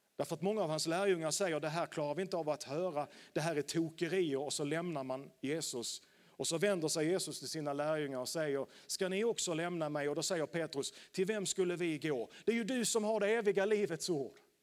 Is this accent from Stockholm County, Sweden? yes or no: no; Landskrona, Skåne, Sweden; Jag är uppvuxen i pingkyrkan i Landskrona